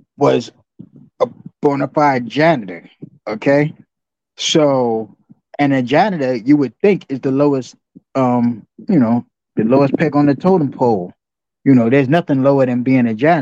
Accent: New York City, New York, United States; I grew up in Jamaica, Queens

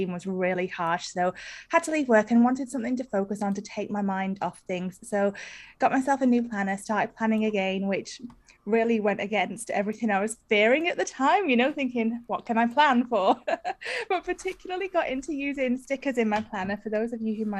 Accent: United Kingdom; moved away as an adult; now in Australia; I am British, although I live in Australia. I've been here for about 15 years.

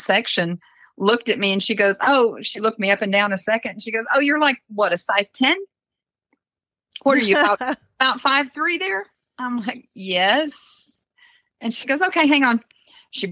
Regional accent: Kissimmee, Florida, United States; I grew up in Kissimmee. Well, my middle school and high school years were in Kissimmee, Florida.

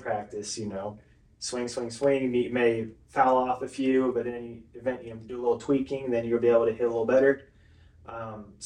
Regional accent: Claremore, Oklahoma, United States; moved away as an adult; now in Tahlequah, United States; I was raised in Claremore all my life, got married and moved here. So I've been here for 2 years now

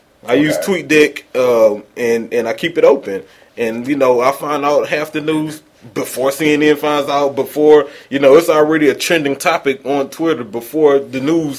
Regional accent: Missouri City, Texas, United States; It's Serious in Mo City, in case y'all wonder. I'm from Mo City, Texas.

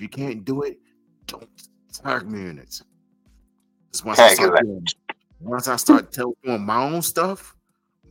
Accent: New York City, New York, United States; I'm from Brownsville, Brooklyn, New York

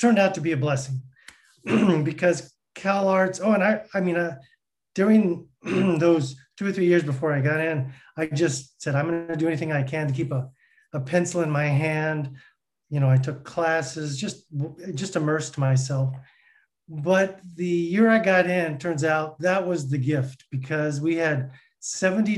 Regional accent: Southern California, United States; I was born and raised here in Southern California

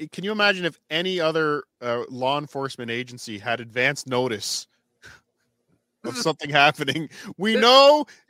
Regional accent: Long Island, New York, United States; there was an old asylum near where I grew up on Long Island.

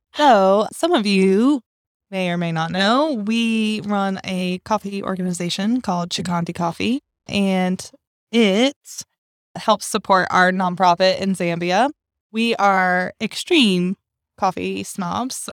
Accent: North Carolina, United States; North Carolina roots

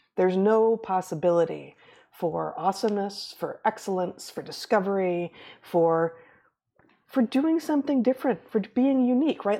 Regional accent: United States; I'm not gonna stop referring to myself as an American when I'm in America, when I'm in the United States of America

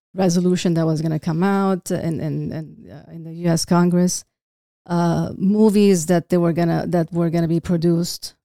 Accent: Beirut, Beirut Governorate, Lebanon; now in California, United States; I was, uh, born in Beirut

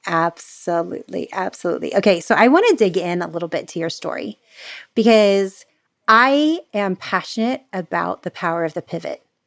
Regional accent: Florida, United States; now in California, United States; I'm the Florida girl taken out of Florida. I live in California now

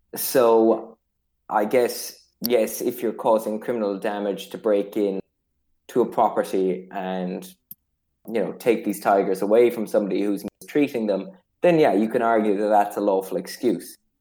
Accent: Ireland

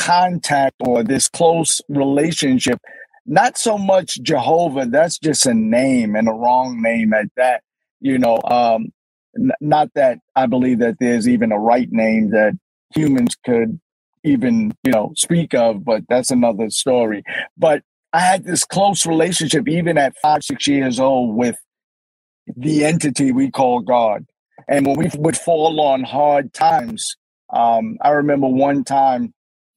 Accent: New York City, New York, United States; Born and raised in Brooklyn, New York.

